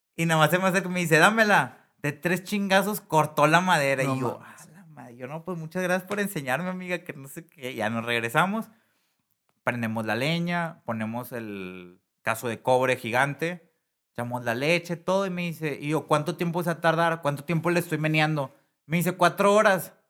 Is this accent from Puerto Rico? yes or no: no; Monterrey, Nuevo León, Mexico; soy de Monterrey